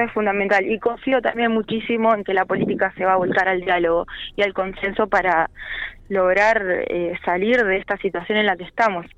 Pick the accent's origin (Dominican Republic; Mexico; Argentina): Argentina; La Pampa; como argentinos y como pampeanos